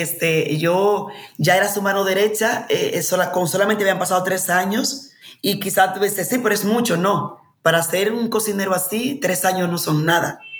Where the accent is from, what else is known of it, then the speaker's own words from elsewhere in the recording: Dominican Republic; moved away as an adult; also born or lived in Madrid, Spain / United States; volvía a mi tierra